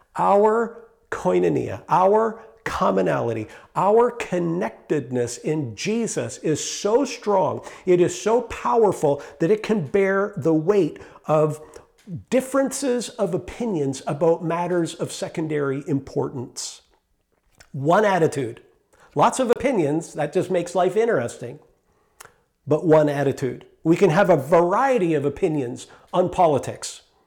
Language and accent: English; Canada; I am a Canadian citizen